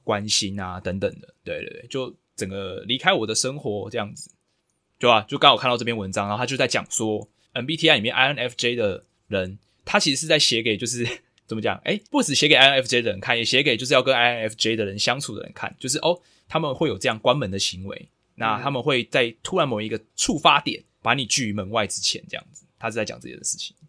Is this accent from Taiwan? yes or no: yes; Taiwan; 就算我是一个台湾人